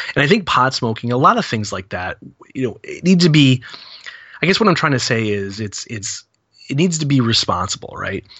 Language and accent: English; New England, United States; 'Cause I'm from New England